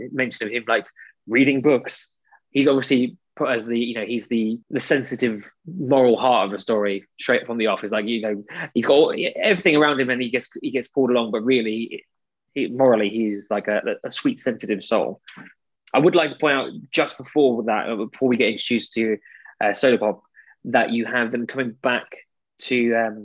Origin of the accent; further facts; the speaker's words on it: United Kingdom; as British people